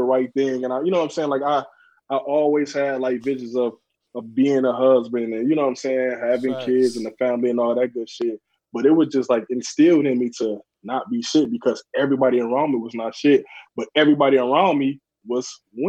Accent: Saginaw, Michigan, United States; like I was born in Saginaw and raised in Saginaw

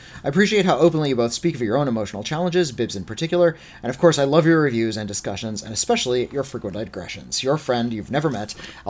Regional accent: Bolivia; I grew up in Bolivia under alternating fascist and communist regimes with interregnums that sometimes devolved into pure anarchy.

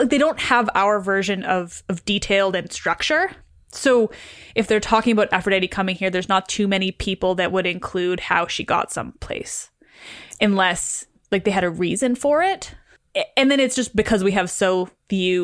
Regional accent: Canada; I am Canadian

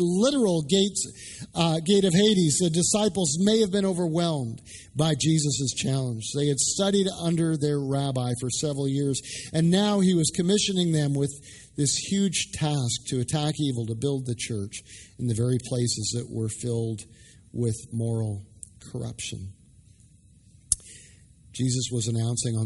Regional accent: Canada; moved away as an adult; also born or lived in Dallas; I'm Canadian. I grew up playing hockey

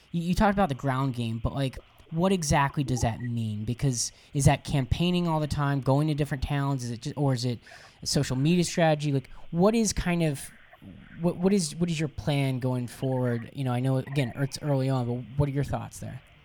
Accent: Jacksonville, Florida, United States; I'm originally I, am from Jacksonville, Florida

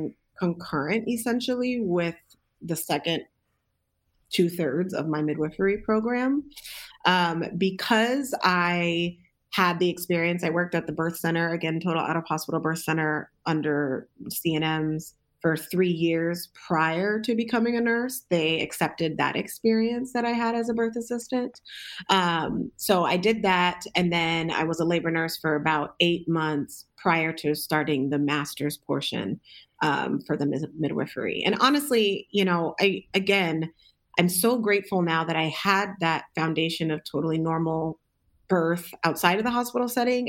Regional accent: Southern California, United States; moved away as an adult; also born or lived in Alaska; now in Detroit, United States; I am originally from Southern California

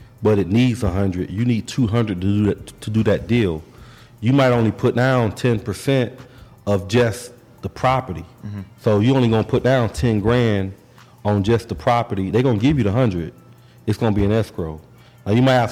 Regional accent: Orlando, Florida, United States; we're from Orlando

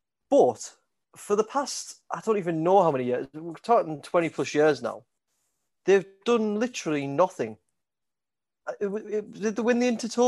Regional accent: Middlesbrough, North East England, United Kingdom; I'm from Middlesbrough.

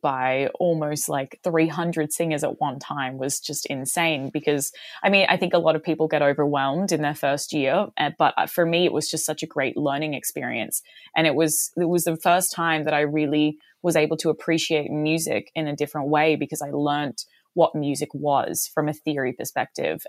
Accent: Mooloolah, Queensland, Australia; moved away as an adult; also born or lived in Chicago, United States / Boston, United States; now in Los Angeles, United States; I grew up in a small town called Mooloolah

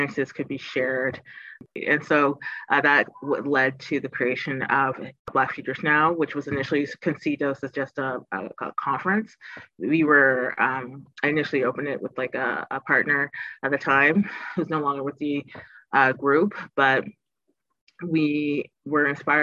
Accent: Toronto, Ontario, Canada; I'm born and raised in Toronto. So this is the city I spent most of my life

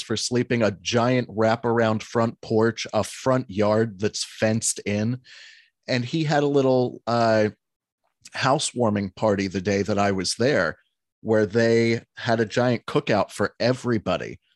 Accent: Alexandria, Pennsylvania, United States; moved away; my hometown of five hundred people and thirty-five farms.

